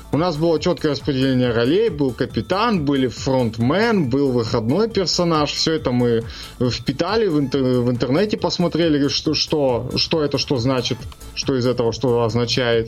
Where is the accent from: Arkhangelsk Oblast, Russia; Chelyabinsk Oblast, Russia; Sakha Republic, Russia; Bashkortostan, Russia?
Chelyabinsk Oblast, Russia; Chelyabinsk; я из Челябинска